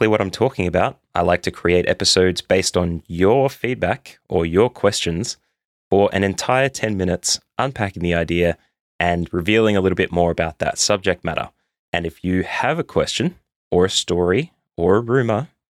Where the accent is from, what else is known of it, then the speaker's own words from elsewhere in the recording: Australia; as an Australian